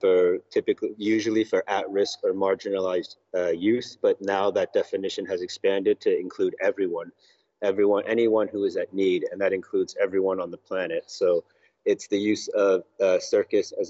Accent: United States; now in Argentina; I grew up in the United States, but my family is from the UK

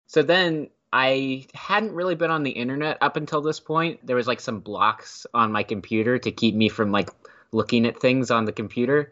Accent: Temple, Texas, United States; moved away as an adult; now in Philadelphia, United States; I grew up in Temple, which is about an hour outside of Austin

